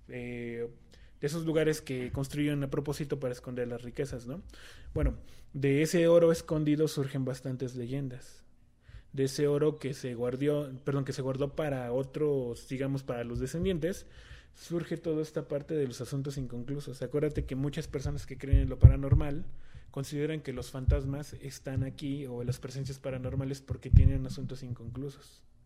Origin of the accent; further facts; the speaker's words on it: southern Tlaxcala, Mexico; en esta zona del sur de Tlaxcala, como que estamos muy marcados